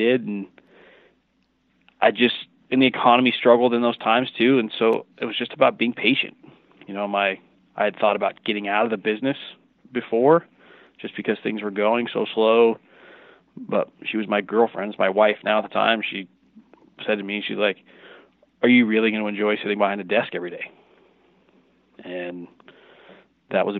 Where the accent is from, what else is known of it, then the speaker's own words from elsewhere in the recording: Burlington, Washington, United States; also born or lived in Michigan; I grew up in Washington. I'm from here originally